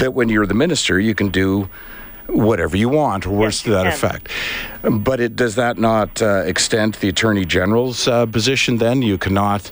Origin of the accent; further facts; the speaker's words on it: Canada; as a Canadian